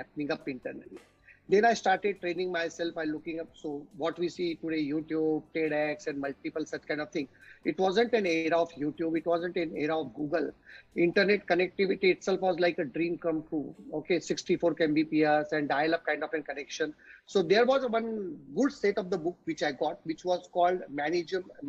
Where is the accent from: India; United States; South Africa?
India; Nagpur, Maharashtra; moved away as an adult; I am from Nagpur